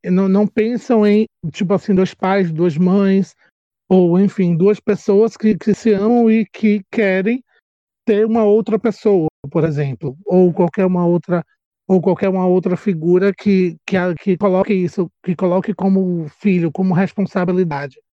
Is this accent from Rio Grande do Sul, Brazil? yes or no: no; Salvador, Bahia, Brazil; Sou daqui de Salvador, Bahia